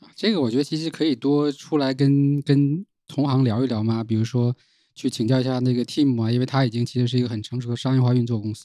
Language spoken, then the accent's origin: Chinese; Northeast China, China; now in Shenzhen, China; 在，在老家其实是很少能够了解这些东西